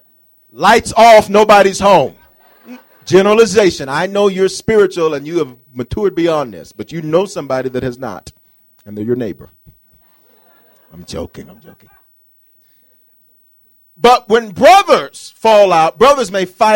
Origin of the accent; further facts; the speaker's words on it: the South, United States; now in Denver, United States; I come from the South